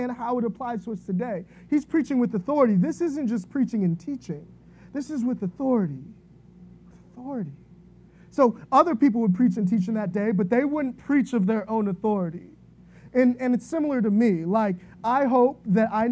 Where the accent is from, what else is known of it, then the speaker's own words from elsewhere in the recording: Virginia, United States; I grew up in Virginia to a single mom, only child.